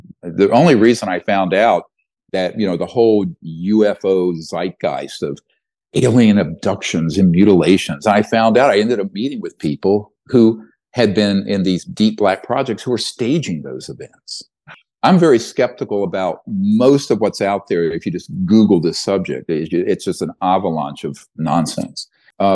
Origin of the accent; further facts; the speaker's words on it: the South, United States; I grew up poor in the South. We couldn't afford to go to a race.